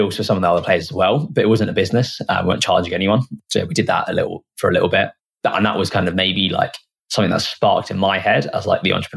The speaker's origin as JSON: {"language": "English", "town": "Hitchin", "region": "East of England", "country": "United Kingdom", "tie": "born or raised there", "said": "we're from Hitchin where the business is based now, and it's a small town."}